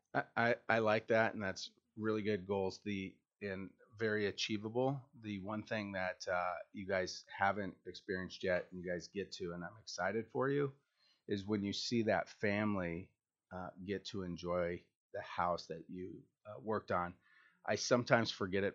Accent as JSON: {"language": "English", "region": "Washington", "country": "United States", "said": "I'm from Washington."}